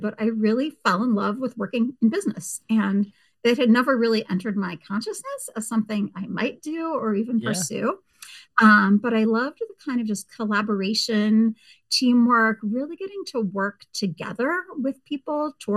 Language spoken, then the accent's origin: English; Petaluma, California, United States; moved away as an adult; also born or lived in Arkansas / Tennessee; I grew up in Northern California, you want to know, in the wine country in a town called Petaluma